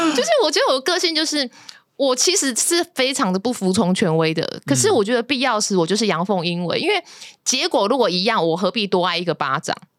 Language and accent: Chinese; Kaohsiung, Taiwan; 因为我是高雄人，所以我们那时候小时候蛮常都在讲台语，我听台语的